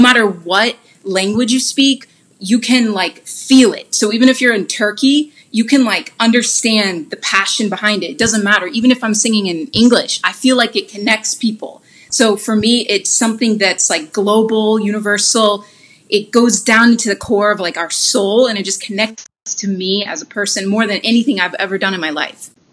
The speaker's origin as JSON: {"language": "English", "town": "Huntsville", "region": "Alabama", "country": "United States", "tie": "born or raised there", "also_born_or_lived": "Birmingham, Alabama", "moved": "yes", "lives_now": "Los Angeles, United States", "said": "I grew up in Huntsville, Alabama."}